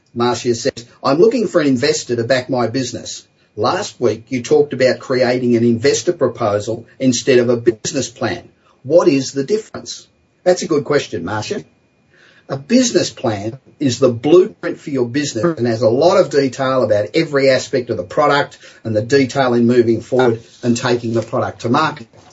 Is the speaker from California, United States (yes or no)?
yes; Los Angeles, California, United States; back in my hometown of Los Angeles